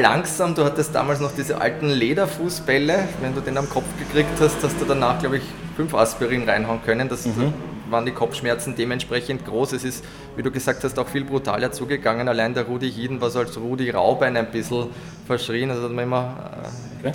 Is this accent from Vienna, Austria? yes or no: yes; Vienna, Austria; bei uns in Wien